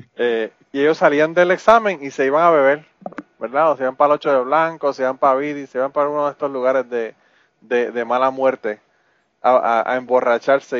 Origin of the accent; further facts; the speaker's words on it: Puerto Rico; now in Kentucky, United States; yo soy boricua